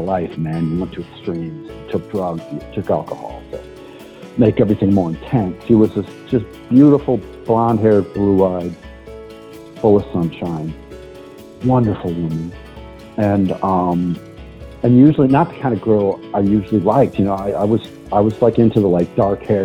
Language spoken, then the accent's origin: English; La Crosse, Wisconsin, United States; moved away as an adult; my hometown of La Crosse